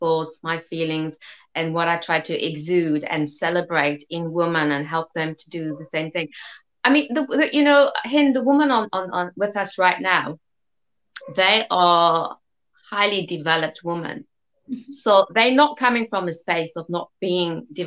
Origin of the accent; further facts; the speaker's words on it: South Africa; accent: South African; I was born in South Africa, hence the South African accent.